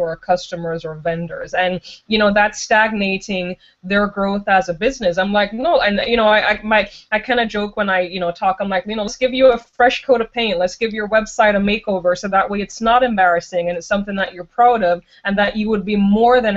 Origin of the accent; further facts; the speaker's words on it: Jamaica; moved away as an adult; now in United States; I've been living in the United States for about 14 years, but I'm originally from Jamaica.